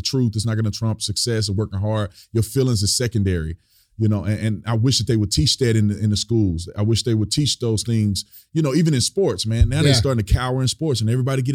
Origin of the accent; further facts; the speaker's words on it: Fort Worth, Texas, United States; I'm born and raised in Fort Worth, Texas.